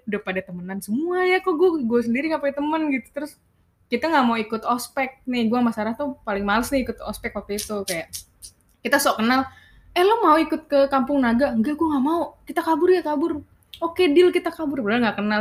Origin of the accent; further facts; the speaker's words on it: Bekasi, West Java, Indonesia; also born or lived in Jakarta; gua anak Bekaesyong nih.